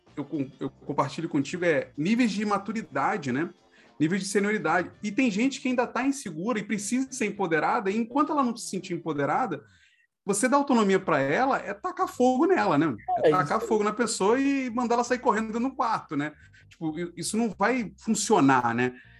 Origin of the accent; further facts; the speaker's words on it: Rio de Janeiro, Brazil; a gente é carioca